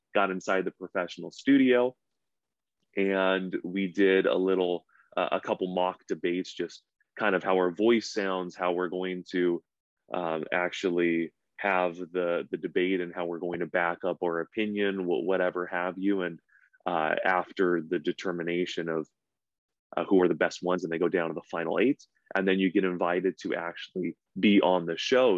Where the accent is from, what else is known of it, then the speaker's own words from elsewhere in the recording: Camarillo, California, United States; moved away as an adult; also born or lived in Lomita, California / Torrance, California / Simi Valley, California; now in Chico, United States; I'm a SoCal boy. So I was born and raised in Southern California